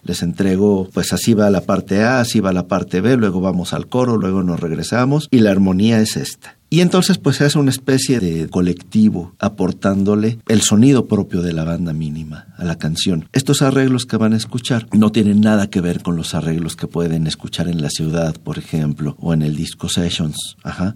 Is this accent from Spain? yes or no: no; Yucatán, Mexico